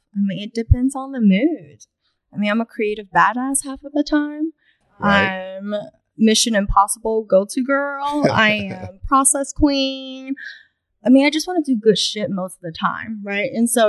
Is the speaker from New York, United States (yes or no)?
yes; New York City, New York, United States; English is a second language; also born or lived in China; I was born in China. I moved to New York without even knowing my ABCs when I was fourth grade. Then to New York City, where it's no mercy